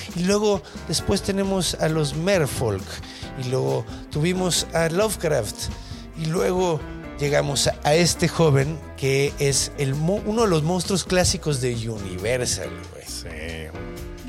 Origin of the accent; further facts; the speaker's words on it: Mexico City, Mexico; yo crecí en la Ciudad de México con una calidad de aire de mierda